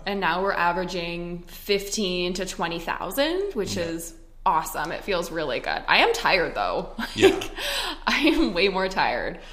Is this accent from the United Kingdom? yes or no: no; Canada; moved away as an adult; also born or lived in Edmonton, Alberta; now in Scottsdale, United States; I'm Canadian.